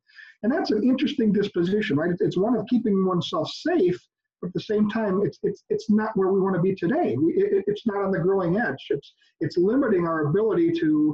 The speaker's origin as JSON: {"language": "English", "area": "West Allis, a suburb of Milwaukee", "region": "Wisconsin", "country": "United States", "tie": "born or raised there", "also_born_or_lived": "Oconomowoc, Wisconsin", "said": "I was raised in West Dallas, a suburb here of Milwaukee"}